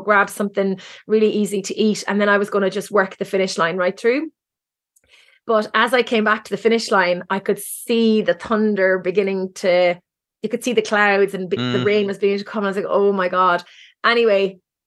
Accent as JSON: {"language": "English", "town": "Cork", "region": "Munster", "country": "Ireland", "moved": "yes", "lives_now": "Galway, Ireland", "said": "I'm from Cork, even though I live in Galway"}